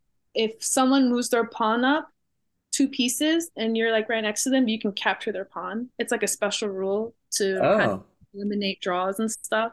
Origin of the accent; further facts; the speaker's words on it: St. Louis, Missouri, United States; I'm from St. Louis